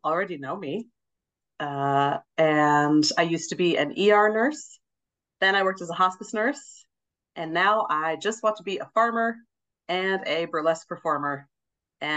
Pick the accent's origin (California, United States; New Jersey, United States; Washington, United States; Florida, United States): Washington, United States; Seattle; also born or lived in Finger Lakes, New York; now in Finger Lakes region, New York, United States; I'm a Yankee, because I was born and raised in Seattle and now I'm in New York